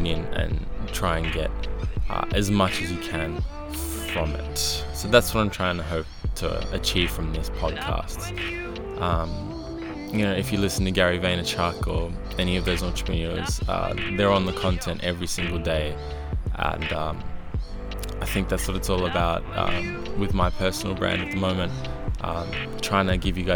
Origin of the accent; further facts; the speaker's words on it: Melbourne, Victoria, Australia; I'm a kid from Melbourne at the moment, Australia